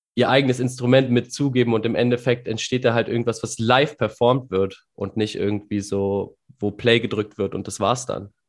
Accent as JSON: {"language": "German", "region": "North Rhine-Westphalia", "country": "Germany", "said": "als NRWler"}